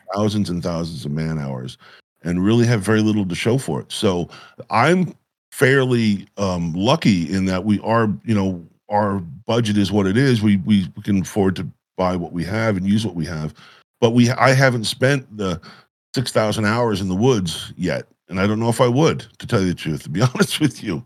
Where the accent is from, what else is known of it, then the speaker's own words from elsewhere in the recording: Catskill Mountains, New York, United States; moved away as an adult; also born or lived in West Coast; I had grown up, uh, in, in the Catskill Mountains